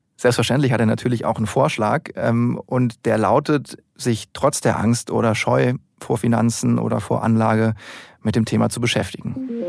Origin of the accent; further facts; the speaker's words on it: Germany; dass wir Deutschen an sich sehr risikoscheu sind